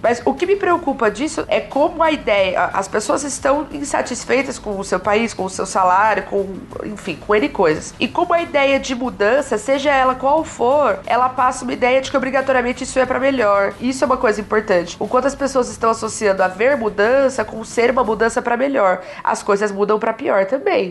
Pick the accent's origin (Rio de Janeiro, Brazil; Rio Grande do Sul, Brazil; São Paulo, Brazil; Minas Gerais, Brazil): São Paulo, Brazil; ABC; Eu sou do, do ABC